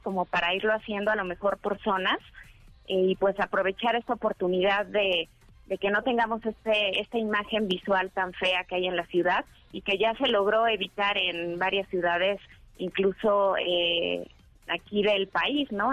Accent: Mexico; somos muchísimos mexicanos

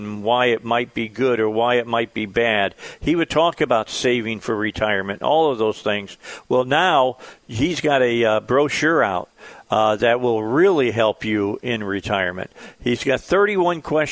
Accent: Cabot, Arkansas, United States; my hometown of Cabot

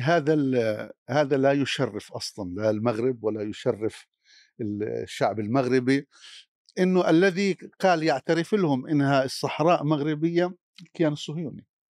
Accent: Jerusalem, Palestine; عندنا في القدس

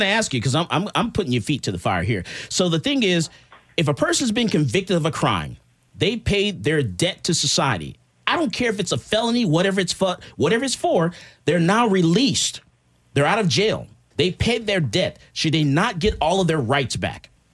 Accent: Missouri, United States; I'm from Missouri, the show me state

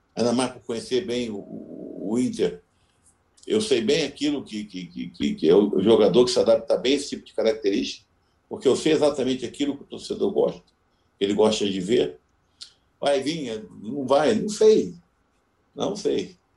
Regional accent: Rio de Janeiro, Brazil; now in Porto Alegre, Brazil; sou carioca

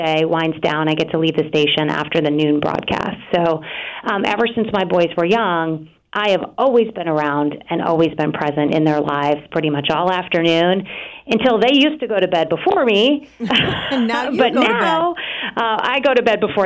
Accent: Maine, United States; now in Boston, United States; I grew up in Maine

